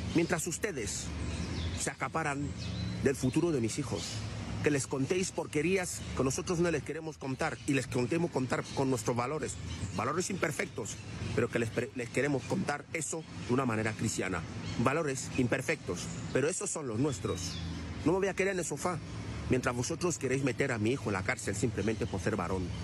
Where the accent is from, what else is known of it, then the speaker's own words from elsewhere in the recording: Cameroon; now in Spain; Soy camerunés